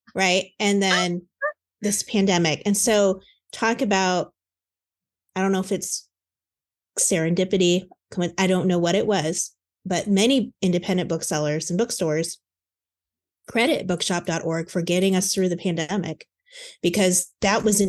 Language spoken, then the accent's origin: English; Lafayette, Indiana, United States; I was born in Lafayette